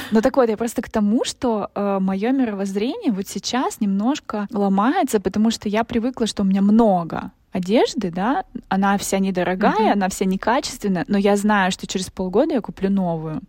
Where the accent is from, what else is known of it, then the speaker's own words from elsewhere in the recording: Bolshoy Kamen, Primorsky Krai, Russia; moved away; мы сами жили в городе, то есть это название город, большой камень